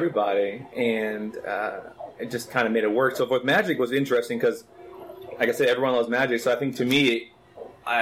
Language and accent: English; Orlando, Florida, United States; also born or lived in Fort Walton Beach, Florida / Ocala, Florida / Okeechobee, Florida / Plantation, Florida; Florida, I'm definitely Floridian, born and raised